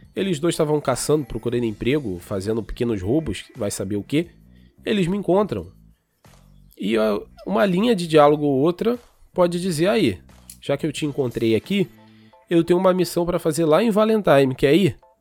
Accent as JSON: {"language": "Portuguese", "country": "Brazil", "said": "a gente é brasileiro"}